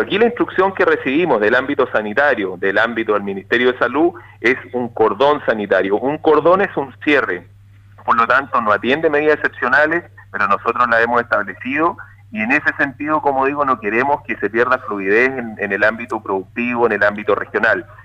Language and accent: Spanish; Río Bueno, Los Ríos, Chile; yo soy de Río Bueno, yo vivo, soy nacido, criado, eh, trabajé eh, en Río Bueno y sigo viviendo en esta comuna